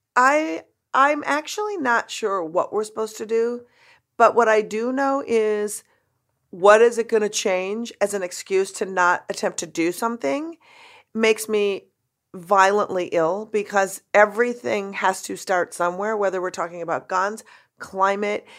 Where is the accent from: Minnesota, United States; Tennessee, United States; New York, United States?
Minnesota, United States; I grew up in Minnesota